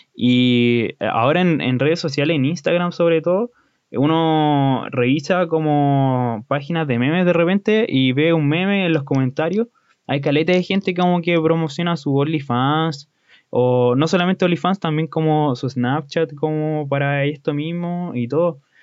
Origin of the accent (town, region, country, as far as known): Chile